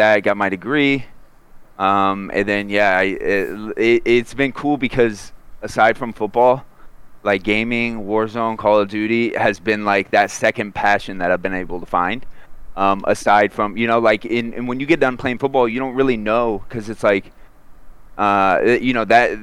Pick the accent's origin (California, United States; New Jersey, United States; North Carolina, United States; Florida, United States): Florida, United States; I grew up in Florida